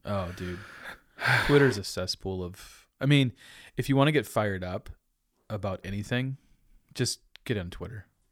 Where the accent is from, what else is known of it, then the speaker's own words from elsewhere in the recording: Dubuque, Iowa, United States; I grew up in Dubuque, Iowa